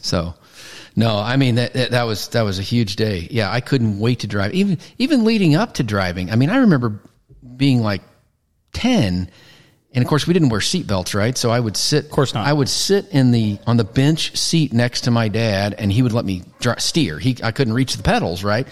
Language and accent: English; Missouri, United States; moved away as an adult; now in Aledo, United States; Originally from Missouri, like a lot of people, moved to Texas with uh, with my job